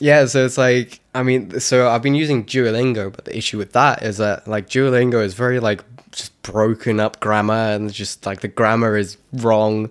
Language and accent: English; South Africa; I'm South African